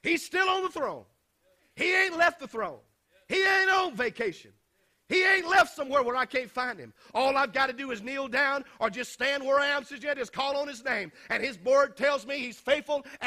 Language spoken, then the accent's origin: English; United States; those of us who were born and raised in the United States